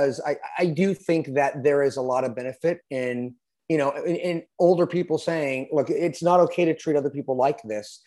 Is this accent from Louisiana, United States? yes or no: no; California, United States; I'm a Californian.